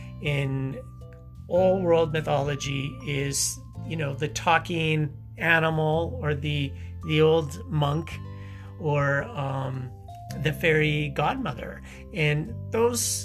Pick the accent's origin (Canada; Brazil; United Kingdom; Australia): Canada; Saskatchewan; growing up in the prairies, growing up in Saskatchewan